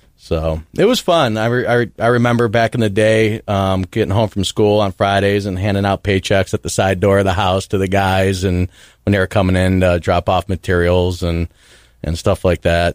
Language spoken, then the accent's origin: English; Parma Heights, Ohio, United States; I grew up in Parma Heights, Ohio, which is a suburb outside of Cleveland